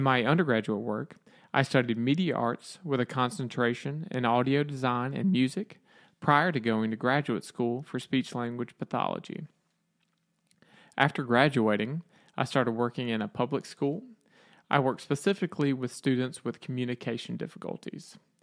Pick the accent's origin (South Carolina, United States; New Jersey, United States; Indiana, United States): South Carolina, United States; Aiken; I am from Aiken, South Carolina, USA